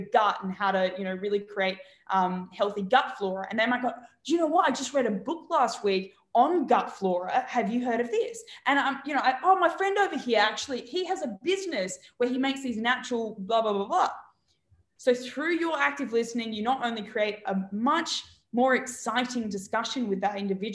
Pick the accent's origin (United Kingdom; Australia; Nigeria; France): Australia; moved away; I'm from Australia